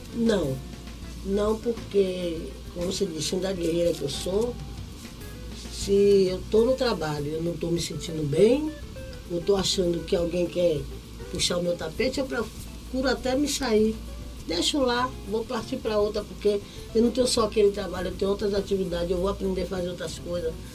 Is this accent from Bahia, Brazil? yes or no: yes; Bahia, Brazil; Sou baiana de Acarajé